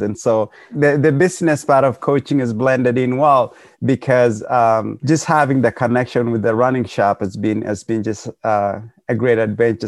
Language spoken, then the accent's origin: English; Kenya; moved away; we're all from Kenya